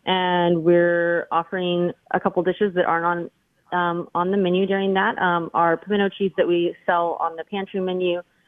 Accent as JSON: {"language": "English", "town": "New Braunfels", "region": "Texas", "country": "United States", "said": "So my family's in New Braunfels, Texas, which is a little German town in the Hill Country."}